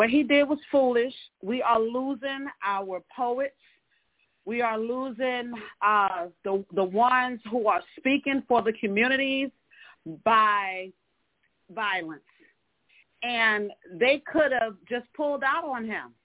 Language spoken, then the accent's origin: English; Newark, New Jersey, United States; now in North Charleston, United States; I'm actually calling out from North Charleston, South Carolina, but I am originally from Newark, New Jersey, Brick City